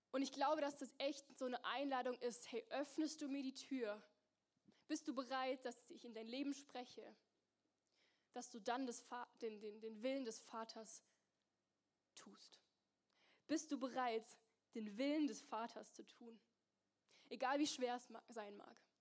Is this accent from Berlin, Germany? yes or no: no; near Mannheim, Baden-Württemberg, Germany; moved away as an adult; also born or lived in Zürich; now in Singen, Germany; ich komm aus der Nähe von Mannheim.